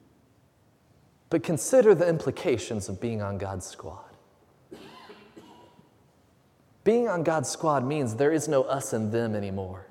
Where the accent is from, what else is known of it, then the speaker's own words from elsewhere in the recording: Huntsville, Alabama, United States; I grew up in North Alabama, just outside of Huntsville